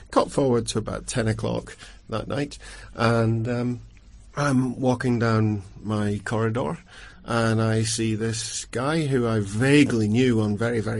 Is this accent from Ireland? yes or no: yes; Longford, Leinster, Ireland; I'm from Longford.